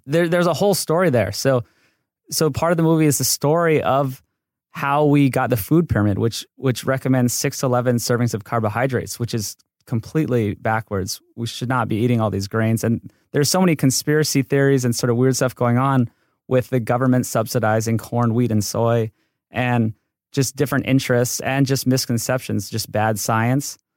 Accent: Hawaii, United States; moved away as an adult; now in Los Angeles, United States; I grew up in Hawaii, and then I came to U C L A for mechanical engineering

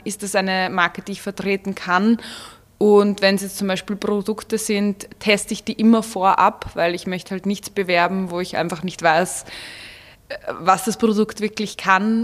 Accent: Vienna, Austria; moved away as an adult; now in Salzburg, Austria; ich bin in Wien aufgewachsen und geboren

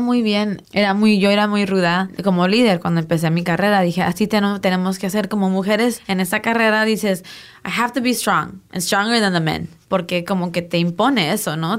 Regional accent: Tijuana, Baja California, Mexico; moved away; also born or lived in San Diego / Guadalajara; Nací en San Diego, crecí en Tijuana, entre Tijuana y Guadalajara fue la mayoría de mi infancia hasta mi adolescencia

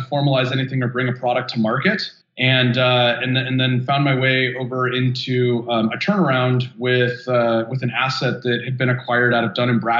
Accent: California, United States; So I'm born and raised in California, lived here for 39 years.

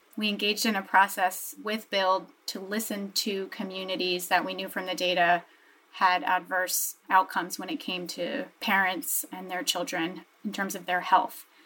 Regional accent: New Jersey, United States; I grew up in New Jersey in a very diverse, sort of medium sized um, municipality

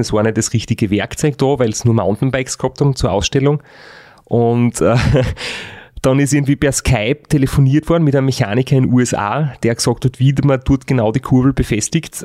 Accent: Styria, Austria; bei uns daheim in der Steiermark

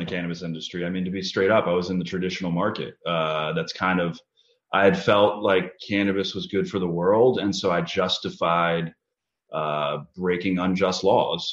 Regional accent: Chevy Chase, Maryland, United States; I grew up in Chevy Chase, Maryland from about the age of 12

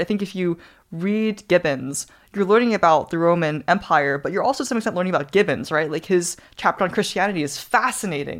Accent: New Zealand; moved away; growing up in New Zealand

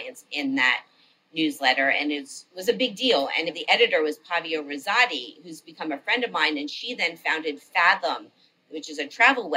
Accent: Miami, Florida, United States; now in New York, United States; My hometown is Miami

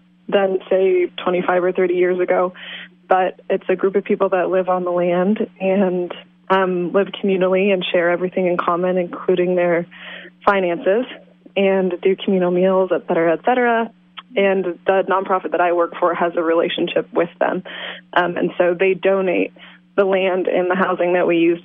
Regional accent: Iowa, United States; moved away as an adult; also born or lived in Washington State; now in Willits, United States; I grew up in Iowa

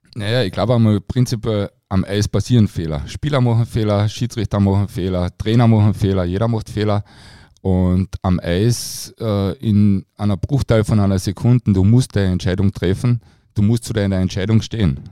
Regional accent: Carinthia, Austria; für mich als Kärntner

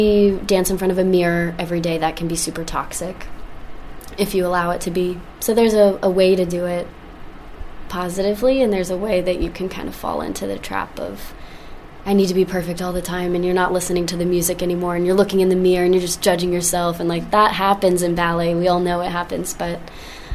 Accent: the South, United States; now in New York City, United States; I grew up in the South

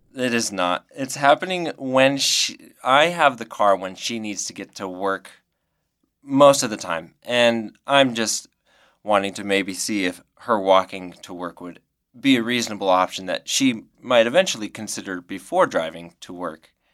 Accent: Prescott, Arizona, United States; moved away as an adult; now in Santa Cruz, United States; Prescott, Arizona

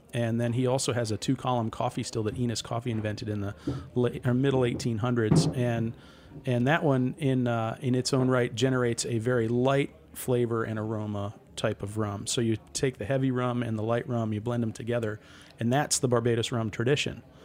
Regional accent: Mystic, Connecticut, United States; I grew up in Mystic, Connecticut

